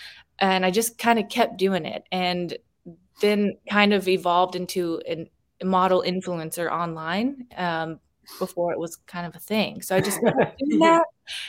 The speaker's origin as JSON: {"language": "English", "region": "the South", "country": "United States", "tie": "born or raised there", "said": "I think maybe because I was born in the South and raised in the South, I just don't want to be naked on camera."}